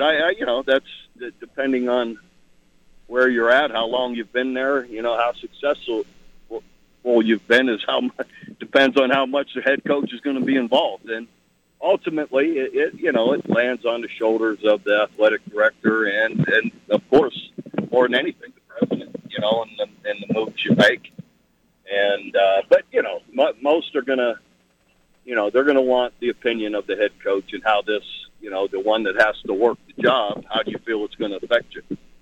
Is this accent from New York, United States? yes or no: no; Ohio, United States; moved away; I'm from Ohio